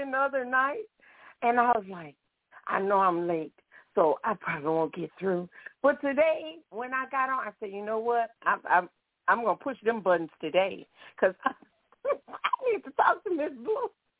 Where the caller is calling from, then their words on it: Baton Rouge, Louisiana, United States; From Baton Rouge.